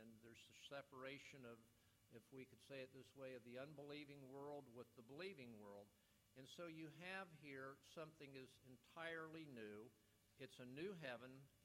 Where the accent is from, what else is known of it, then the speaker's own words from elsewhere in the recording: West Palm Beach, Florida, United States; I grew up in South Florida, grew up in West Palm Beach.